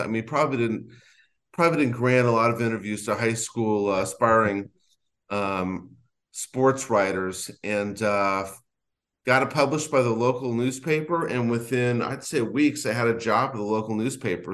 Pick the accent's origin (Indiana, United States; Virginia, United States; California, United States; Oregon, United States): California, United States; Los Angeles; I grew up in Los Angeles reading the L A Times